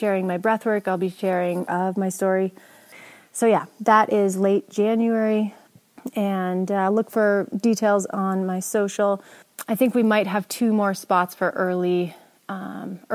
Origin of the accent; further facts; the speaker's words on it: Jackson, Wyoming, United States; my hometown of Jackson Hole.